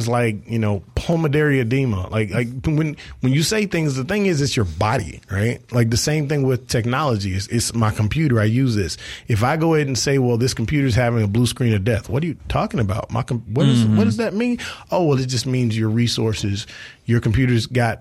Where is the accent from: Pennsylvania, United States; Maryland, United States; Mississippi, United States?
Mississippi, United States; South; I'm from South Mississippi, and we used to work with the kids in our community a lot